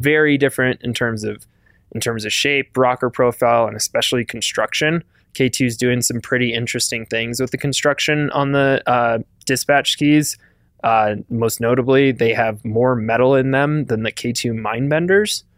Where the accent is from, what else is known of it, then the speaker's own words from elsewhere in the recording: Wisconsin, United States; growing up in Wisconsin